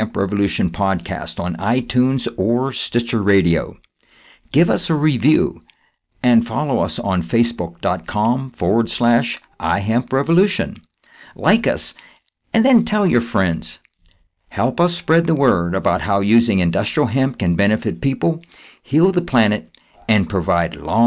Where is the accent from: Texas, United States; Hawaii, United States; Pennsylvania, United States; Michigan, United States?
Pennsylvania, United States; Pittsburgh; I'm from Pittsburgh too